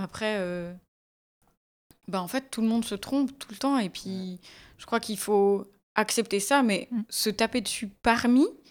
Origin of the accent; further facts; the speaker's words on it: Valais, Switzerland; quand j'ai grandi en Valais